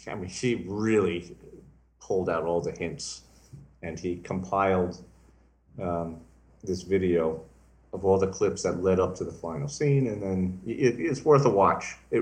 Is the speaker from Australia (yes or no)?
yes; Australia; I am from Down Under originally.